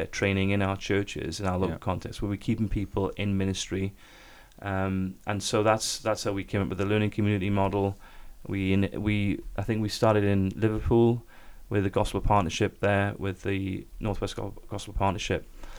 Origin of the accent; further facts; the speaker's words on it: South Korea; now in United Kingdom; When I came from Korea, when the church that was involved, Sarang Church, with that initial investment to help stabilize and the ministry and to build something on campus there